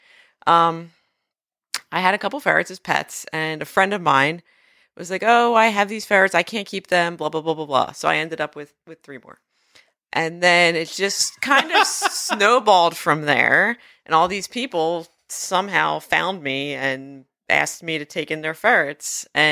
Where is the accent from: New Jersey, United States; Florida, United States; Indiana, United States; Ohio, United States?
New Jersey, United States; I grew up near the Cape May County Zoo.